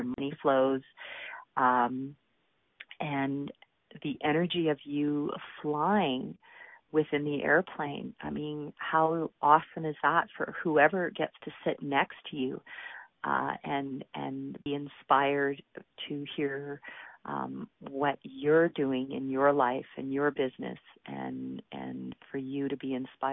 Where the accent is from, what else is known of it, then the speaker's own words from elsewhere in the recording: Calgary, Alberta, Canada; my hometown of Calgary, Alberta